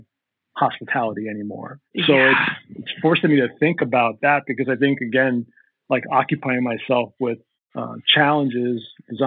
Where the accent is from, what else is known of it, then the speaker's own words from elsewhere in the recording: New Jersey, United States; now in Minneapolis, United States; I'm originally from New Jersey, but I live in Minneapolis now